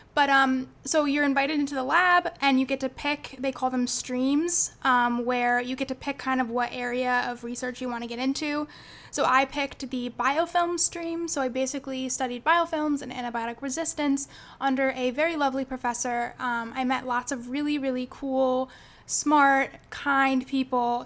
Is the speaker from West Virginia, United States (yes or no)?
no; Jamesville, New York, United States; I'm from Jamesville, New York, which is a little town right outside of Syracuse.